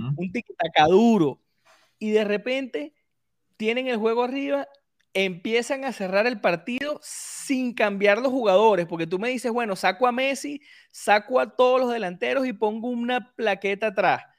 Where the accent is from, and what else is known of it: Venezuela